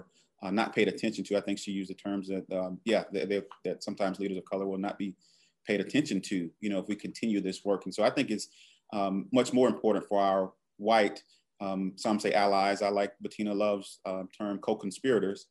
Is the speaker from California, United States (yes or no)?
no; Alabama, United States; I'm from Alabama